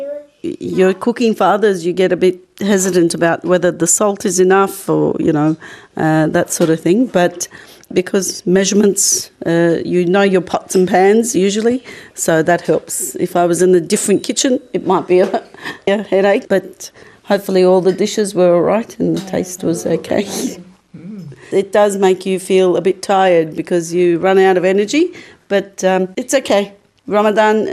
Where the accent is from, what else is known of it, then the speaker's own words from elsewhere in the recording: Australia; we grew up in Australia